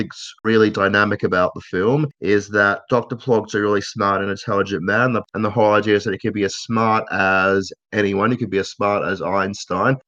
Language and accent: English; Australia; as an Australian